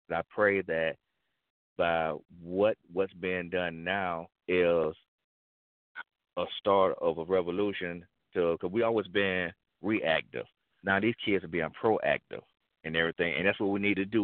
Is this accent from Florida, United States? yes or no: yes; Florida, United States; Florida, my home state.